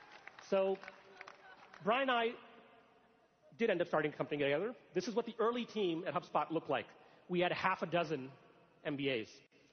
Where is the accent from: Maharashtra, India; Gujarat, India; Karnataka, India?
Gujarat, India; moved away; also born or lived in Alabama, United States; I'm originally from the state of Gujarat in India. Shout out to the folks from Gujarat. My family. I moved to Alabama from India, and I Alabamian for 10 years.